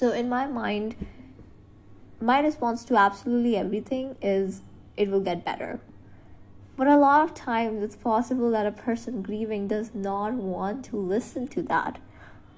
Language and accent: English; India; I'm from India.